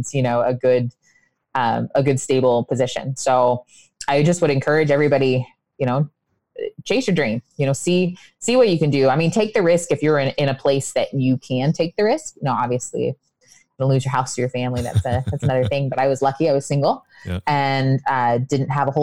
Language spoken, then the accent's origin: English; Indiana, United States; me being from Indiana